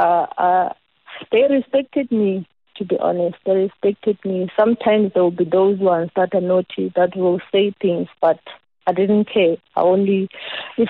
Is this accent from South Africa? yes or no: yes; Middledrift, Eastern Cape, South Africa; I'm from Middlebrift. I'm from the Anshaw location.